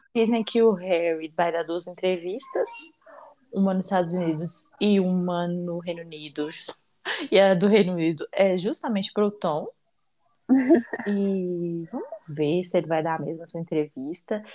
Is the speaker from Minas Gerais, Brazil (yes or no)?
yes; Minas Gerais, Brazil; Eu não tenho língua presa, eu sou mineira